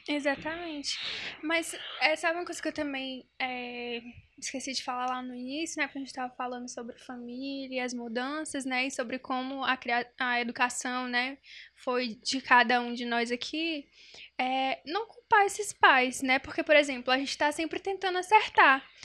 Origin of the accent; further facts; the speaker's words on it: União, Brazil; eu sou do interior, né? Sou de União, pra quem não sabe.